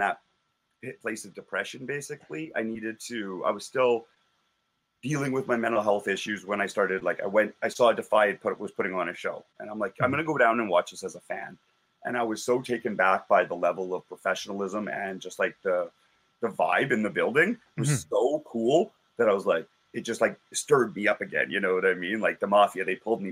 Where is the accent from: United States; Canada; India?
Canada; Calgary, Alberta; growing up in Calgary